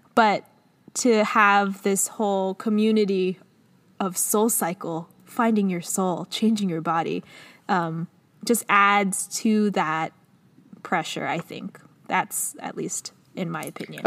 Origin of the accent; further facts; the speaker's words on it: Los Angeles, California, United States; I'm from Los Angeles, but not from Los Angeles. We were in Culver City